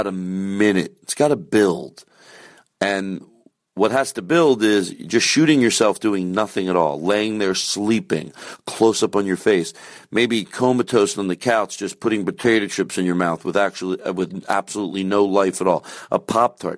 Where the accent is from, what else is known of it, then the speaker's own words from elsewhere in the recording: Philadelphia, Pennsylvania, United States; accent: Philadelphia; my Philadelphia accent